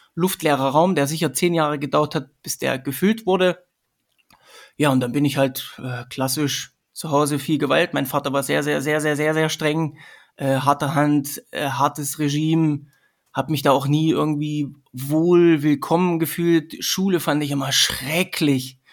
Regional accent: Sömmerda, Thuringia, Germany; also born or lived in Erfurt; now in Vienna, Austria; Ich komme ursprünglich aus Sömmerda, das ist ähm, das Silicon Valley von der damaligen DDR.

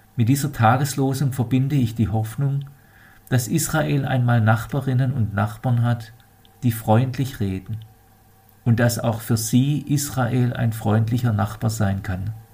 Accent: Germany; bei uns in Deutschland

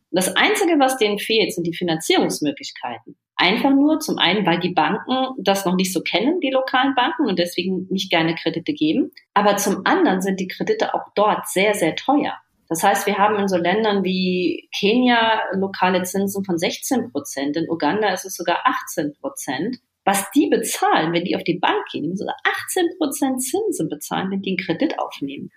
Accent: Germany; bei uns in Deutschland

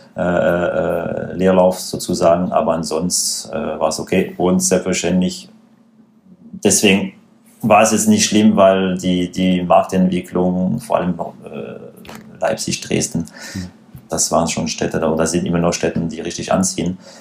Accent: France; German is a second language; moved away as an adult; now in Stuttgart, Germany; wie man sicherlich hören kann, äh, gebürtiger Franzose.

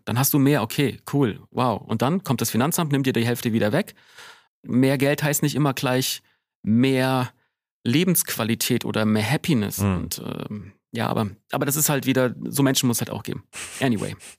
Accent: Wiesbaden, Hesse, Germany; bei uns in Wiesbaden gab es den Schlachthof und ich bin so einer von diesen nervigen Kids gewesen

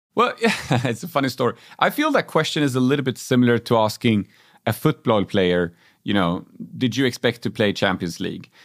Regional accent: Uppsala, Uppsala County, Sweden; also born or lived in Germany; back in my hometown of Uppsala

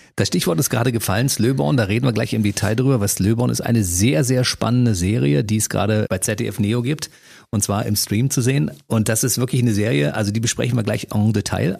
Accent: Berlin, Germany; Aufgewachsen im Prenzlauer Berg

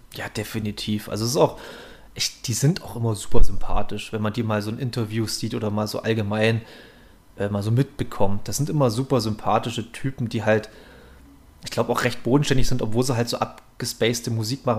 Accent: Saxony, Germany; wir sind ja evangelisch geprägt hier in Sachsen

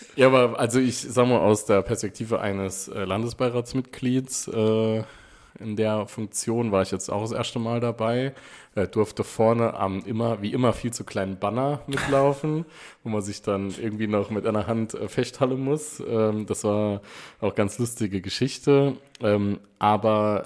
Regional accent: Saarland, Germany; als Saarländer

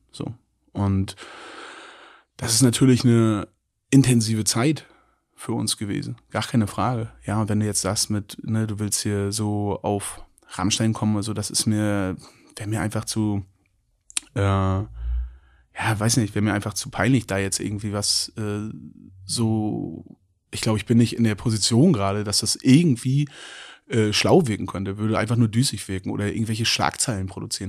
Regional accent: Mecklenburg-Vorpommern, Germany; Ich bin in Mecklenburg-Vorpommern aufgewachsen

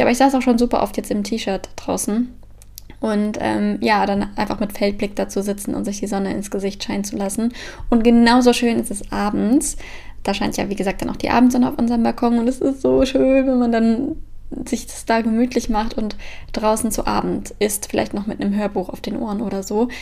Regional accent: Frankfurt, Hesse, Germany; now in Copenhagen, Denmark; da, wo ich herkomme, also Frankfurt und Umgebung

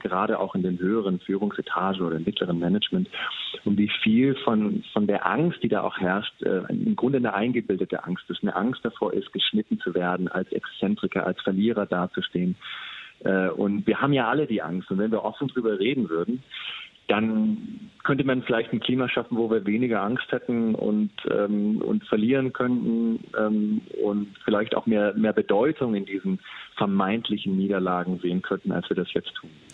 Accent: Germany; moved away as an adult; also born or lived in San Francisco, United States; als Deutscher mit, mit ähm, ganz guter Ausbildung

